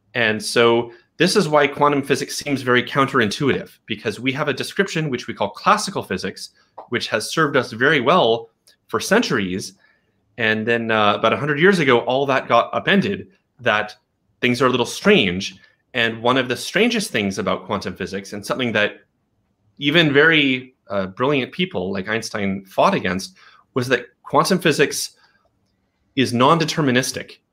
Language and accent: English; Portland, Oregon, United States; moved away as an adult; also born or lived in Berkeley, California; I grew up in Portland, and I was living in Berkeley, California.